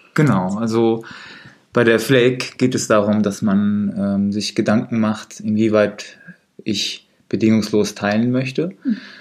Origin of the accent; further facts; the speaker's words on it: Siegen, North Rhine-Westphalia, Germany; da ich in Siegen geboren bin, mhm. ähm, bedeutet Siegen für mich ähm, der Ort, wo ich groß geworden bin